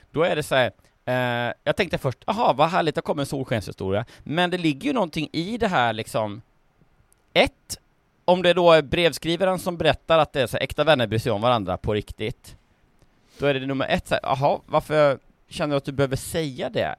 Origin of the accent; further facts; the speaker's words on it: Lindsdal, Kalmar County, Sweden; Lindsdals nazist som där jag kommer ifrån